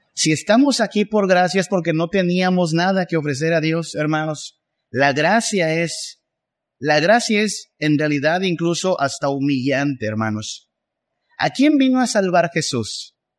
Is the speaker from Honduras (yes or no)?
no; Mexico; somos mexicanos